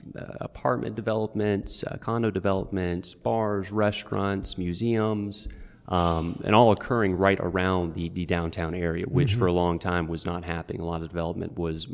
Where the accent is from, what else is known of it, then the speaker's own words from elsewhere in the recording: Alabaster, Alabama, United States; I grew up in the Birmingham area, in Alabaster, and went to school out of state